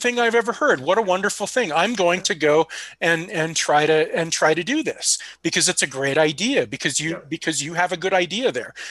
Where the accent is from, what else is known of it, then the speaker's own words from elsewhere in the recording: California, United States; moved away; It is my my home state technically